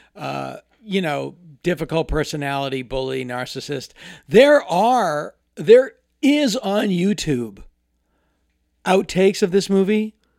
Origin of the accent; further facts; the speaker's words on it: Hopedale, Massachusetts, United States; moved away as an adult; now in Los Angeles, United States; My childhood address was nine Cemetery Street and, um, in Hopedale, Massachusetts, a very small town.